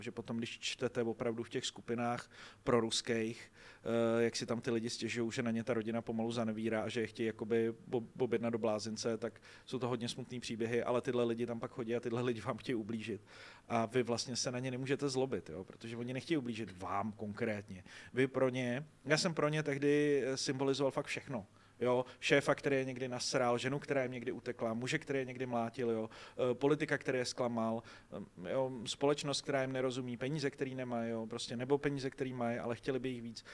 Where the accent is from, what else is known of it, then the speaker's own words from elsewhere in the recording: Děčín, Ústí nad Labem Region, Czechia; Děčína, což je moje rodní město